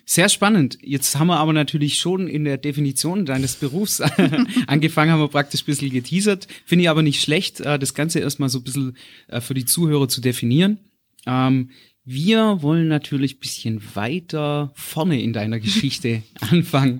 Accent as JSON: {"language": "German", "area": "Black Forest", "region": "Baden-Württemberg", "country": "Germany", "tie": "born or raised there", "said": "ich bin im Schwarzwald aufgewachsen bei meiner Oma"}